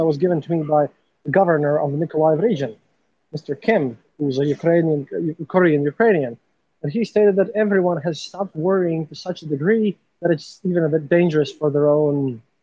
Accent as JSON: {"language": "English", "country": "Latvia", "said": "I'm a journalist from Latvia."}